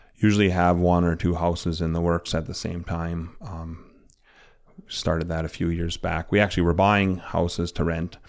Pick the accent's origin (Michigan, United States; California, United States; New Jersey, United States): Michigan, United States; Chassell; was a kid growing up in Chassel